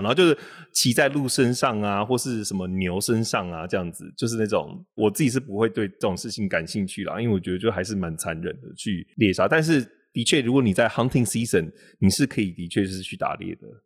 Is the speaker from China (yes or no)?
no; Taiwan; also born or lived in Jiangsu (grandfather's origin); now in United States; 我来自于台湾